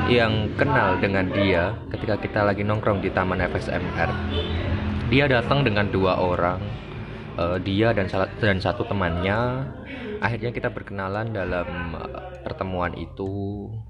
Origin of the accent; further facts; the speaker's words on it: Java, Indonesia; accent: medok; now in Jakarta, Indonesia; mohon maaf sekali lagi kalau suaranya medok karena saya asli Jawa dan dipaksa oleh alam untuk ke Jakarta Jakartanan.